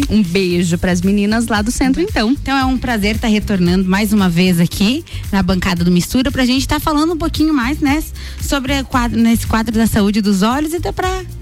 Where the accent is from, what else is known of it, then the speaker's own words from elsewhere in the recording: Lages, Santa Catarina, Brazil; Sou natural de Lages mesmo, toda a minha família é de Lages também